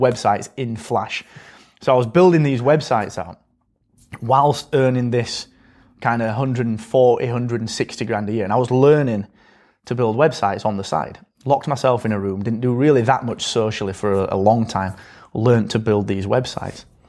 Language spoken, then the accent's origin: English; Barnsley, Yorkshire and the Humber, United Kingdom; I come from Barnsley, and I come from this school